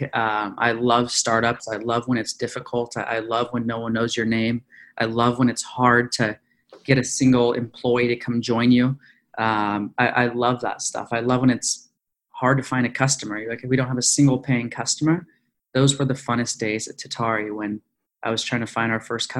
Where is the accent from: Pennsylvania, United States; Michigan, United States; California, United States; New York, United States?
California, United States; Ojai; moved away as an adult; also born or lived in Philadelphia; I'm originally from Ojai, California, which is about an hour outside of Los Angeles.